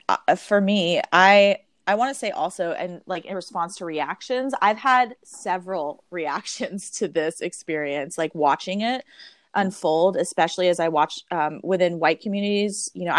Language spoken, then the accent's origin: English; Georgia, United States; You know, I'm from Georgia, and you know, I spend so much of my time in West Baltimore.